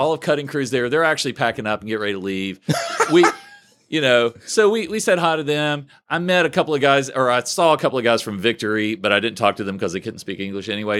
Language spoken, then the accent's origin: English; Huntington, West Virginia, United States; also born or lived in Oak Hill, West Virginia; I was born in Huntington, but we were living in Oak Hill, and then we moved officially back to Huntington